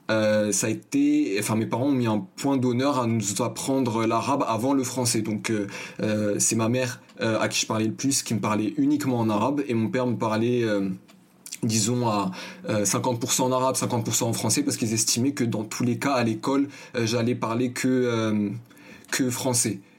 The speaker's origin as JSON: {"language": "French", "town": "Paris", "region": "Île-de-France", "country": "France", "tie": "born or raised there", "also_born_or_lived": "Asnières", "said": "Comme je l'ai dit, je suis né à Agnières, j'ai fait un bref euh, des tours euh, dans le quartier de la Goutte d'Or, dans le 18e arrondissement, jusqu'à mes 5 ans."}